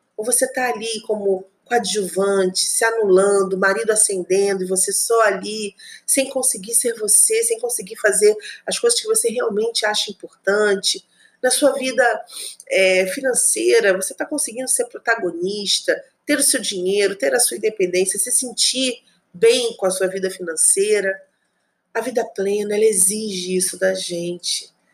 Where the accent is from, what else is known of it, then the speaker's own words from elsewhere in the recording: Rio de Janeiro, Brazil; moved away as an adult; also born or lived in Espírito Santo; Eu sou do Rio de Janeiro, meu marido também